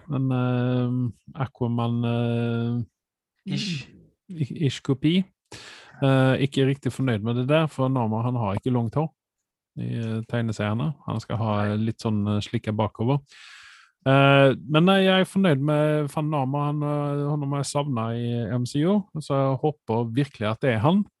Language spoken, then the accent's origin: Norwegian; Sweden; for meg som svensk